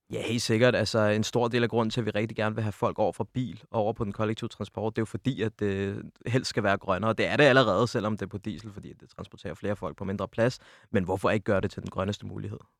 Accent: Vestegnen, Capital Region of Denmark, Denmark; jeg er oprindeligt ude fra Vestegnen af

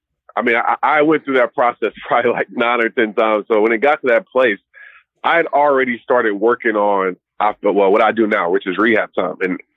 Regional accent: Southern United States, United States; Yeah, I'm definitely South, stayed in the South, from the South, still live here

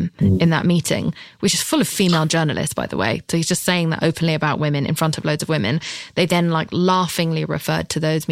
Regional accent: United Kingdom; I'm British

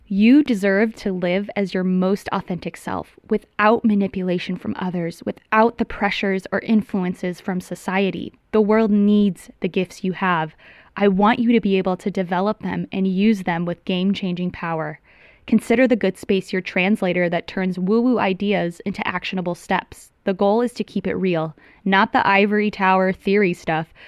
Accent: Tucson, Arizona, United States; moved away as an adult; also born or lived in Los Angeles; I'm from Tucson, Arizona

